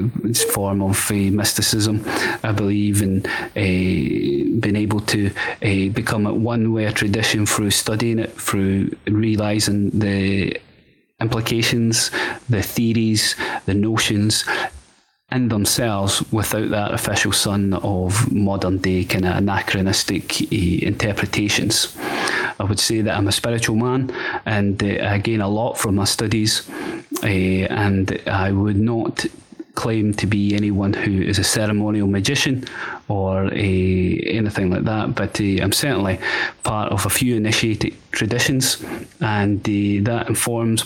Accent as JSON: {"language": "English", "region": "Scotland", "country": "United Kingdom", "tie": "born or raised there"}